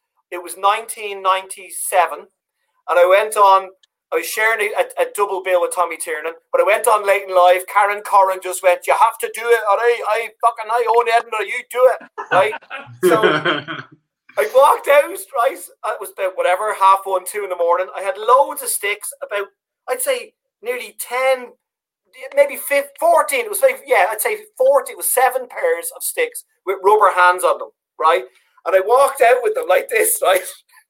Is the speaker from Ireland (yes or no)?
yes; Dublin, Leinster, Ireland; accent: Dublin; My accent was very Dublin. Like, I used to talk like this all the time on stage.